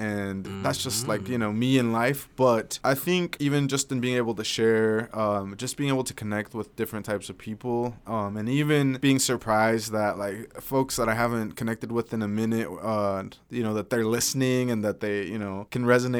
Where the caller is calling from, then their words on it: Nampa, Idaho, United States; And I'm reporting from Nampa, Idaho.